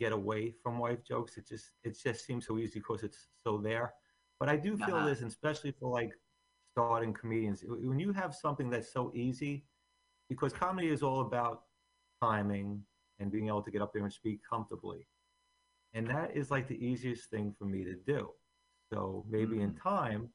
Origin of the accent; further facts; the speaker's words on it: Bayonne, New Jersey, United States; also born or lived in Staten Island, New York; I grew up in Bayonne, and I went to college in Staten Island